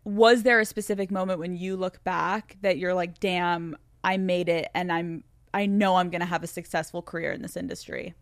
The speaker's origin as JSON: {"language": "English", "region": "Pennsylvania", "country": "United States", "said": "I'm from Pennsylvania."}